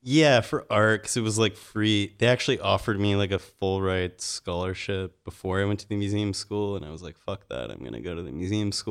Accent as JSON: {"language": "English", "town": "Salt Lake City", "region": "Utah", "country": "United States", "tie": "born or raised there", "also_born_or_lived": "Mississippi / North Carolina / Phoenix / Haiti", "moved": "as an adult", "lives_now": "Los Angeles, United States", "said": "Salt Lake City. Yeah, born there. Lived there most of my life"}